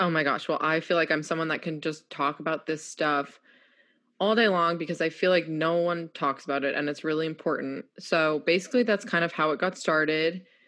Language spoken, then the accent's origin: English; New York, United States; moved away as an adult; also born or lived in Houston; now in North Carolina, United States; I'm this feisty New Yorker.